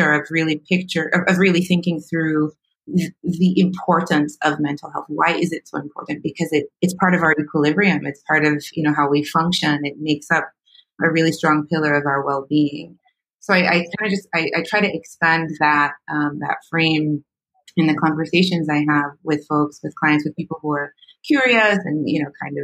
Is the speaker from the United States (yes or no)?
no; Jamaica; I'm Jamaican.